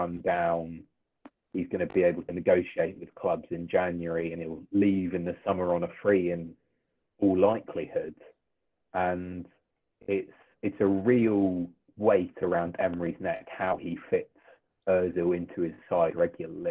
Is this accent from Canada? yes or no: no; Welsh, Wales, United Kingdom; I'm Welsh, so I've got that Welsh link to him.